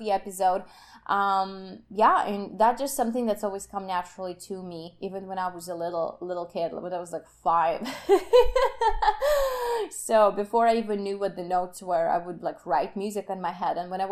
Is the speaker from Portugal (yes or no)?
no; Kyiv, Ukraine; moved away; I'm from Ukraine, Kiev